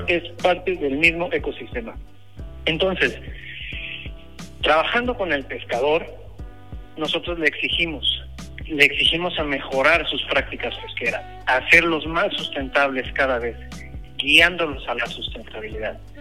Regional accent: Veracruz, Mexico; yo nací en Veracruz, yo soy de Veracruz.

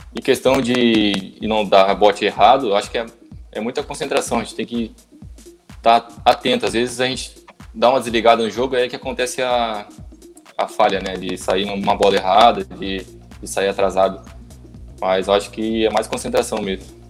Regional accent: Joinville, Santa Catarina, Brazil; eu sou daqui, sou torcedor, minha família toda

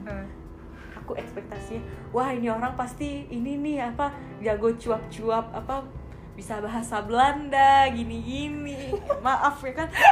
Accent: Bali, Indonesia; aku asli Bali

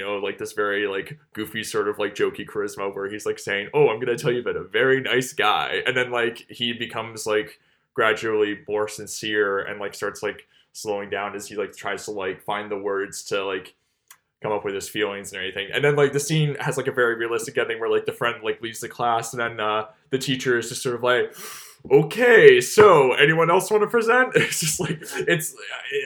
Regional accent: Canada; I'm Canadian

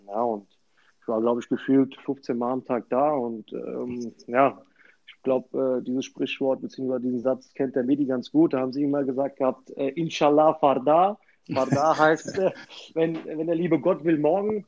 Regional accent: Sicily, Italy; in Sizilien, wo ich herkomme

